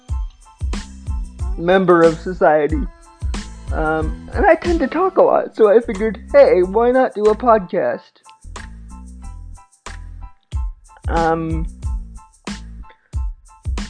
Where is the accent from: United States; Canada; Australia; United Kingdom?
Canada; I am a Canadian filmmaker